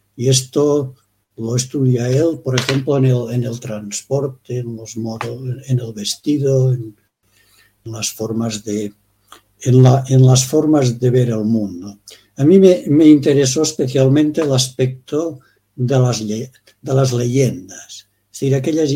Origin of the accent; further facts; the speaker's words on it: Pre-Pyrenees, Baix Pallars area, Catalonia, Spain; nací exactamente en el Pre-Pirineo, que llamamos nosotros, mm. en la zona de, de Cataluña y Huesca